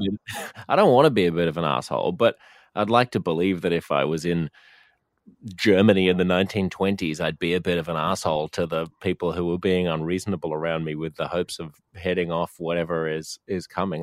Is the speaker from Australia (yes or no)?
yes; Australia; we're a highly urbanized country, so almost all of us live in just a handful of big cities